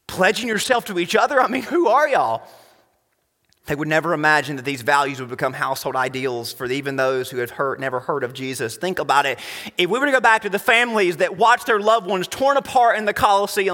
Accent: United States

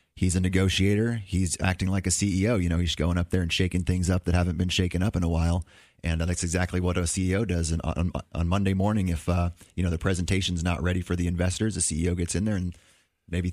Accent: California, United States; moved away as an adult; also born or lived in Gainesville, Florida; now in Florida, United States; I was born in California. I left there when I was age 18, enlisted in the Navy, moved around the country a lot

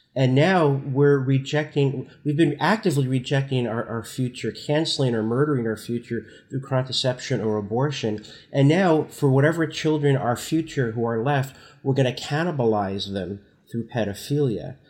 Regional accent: Newark, New Jersey, United States; I, I grew up in Newark, New Jersey in the sixties and seventies

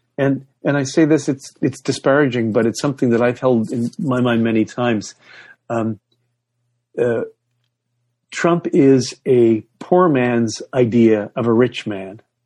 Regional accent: Toronto and Ottawa, Ontario, Canada; moved away; Toronto and Ottawa, those are my hometown. That's, that's, that's where I grew up.

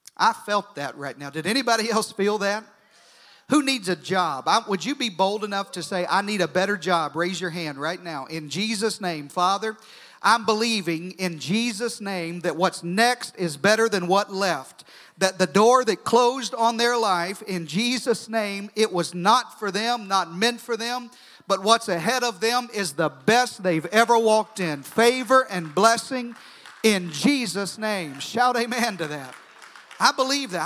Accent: United States; I was born in America. I'm proud to be an American

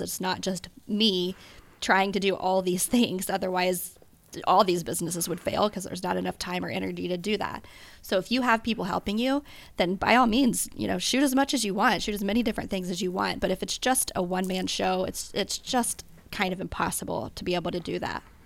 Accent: Cincinnati, Ohio, United States; now in Columbus, United States; I was born and raised in Cincinnati

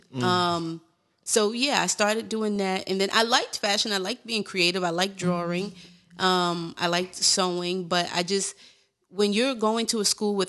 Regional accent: New York City, New York, United States; also born or lived in Bed-Stuy, Brooklyn; I was a Bed-Stuy transplant. I was from Crown Heights, and then my grandparents were in Bed-Stuy

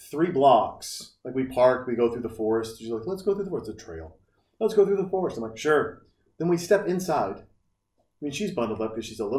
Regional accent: Montana, United States; now in Texas, United States; I'm from Montana.

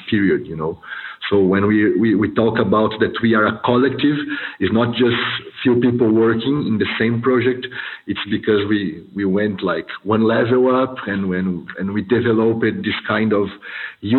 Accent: São Paulo, Brazil; I'm from Brazil. I'm born in São Paulo in 1985

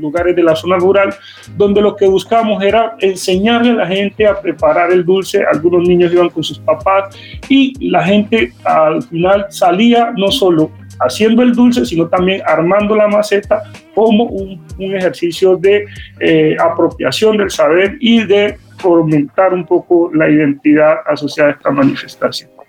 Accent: Cali, Valle del Cauca, Colombia; como caleños y como vallecaucanos

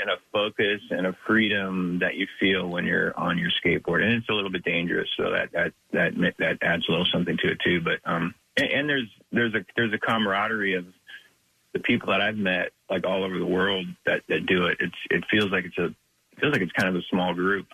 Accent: Big Sandy, Montana, United States; I grew up in Big Sandy, which is super, super isolated

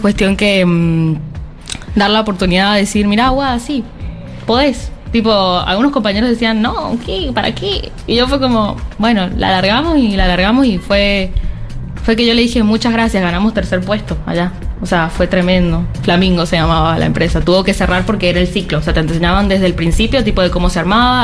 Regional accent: San Juan, Argentina; soy de la provincia de San Juan, nos vinimos y estamos muy contentos de estar acá.

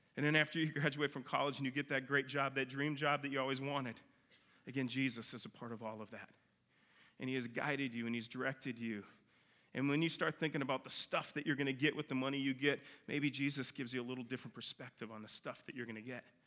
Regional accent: Minnesota, United States; moved away; I grew up in Minnesota

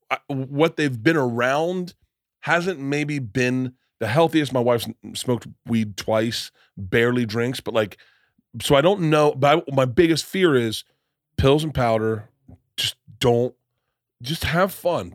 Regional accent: Florida, United States; I come from Florida and I'm fifty

